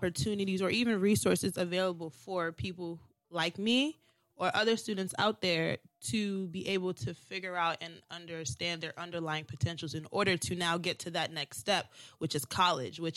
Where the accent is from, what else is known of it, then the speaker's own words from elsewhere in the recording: Baltimore, Maryland, United States; Born and raised in Baltimore